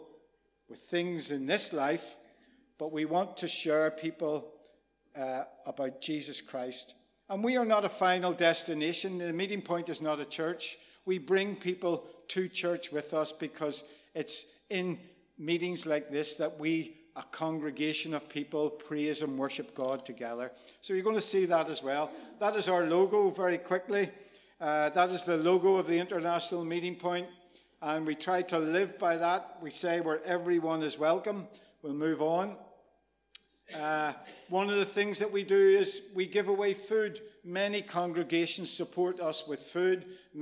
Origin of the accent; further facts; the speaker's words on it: Rathcoole, Northern Ireland, United Kingdom; I was growing up in Rathcoole, there was two tribes.